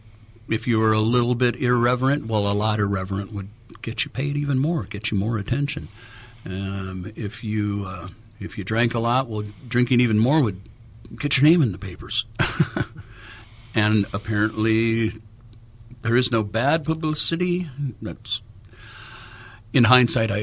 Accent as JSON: {"language": "English", "town": "Los Angeles", "region": "California", "country": "United States", "tie": "born or raised there", "said": "Born and raised in Los Angeles as a musician"}